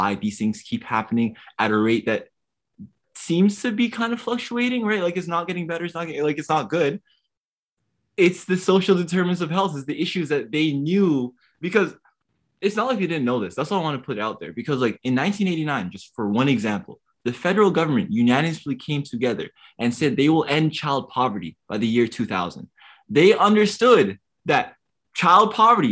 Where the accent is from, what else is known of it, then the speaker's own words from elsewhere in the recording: Toronto, Ontario, Canada; I'm from West End of Toronto, the Rexdale community. My parents are refugees around a bunch of immigrants